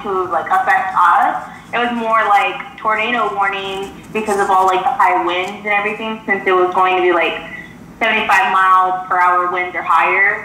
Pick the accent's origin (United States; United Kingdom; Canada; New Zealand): United States; Texas; moved away as an adult; now in Louisiana, United States; I was born and raised in Texas, but I recently moved out here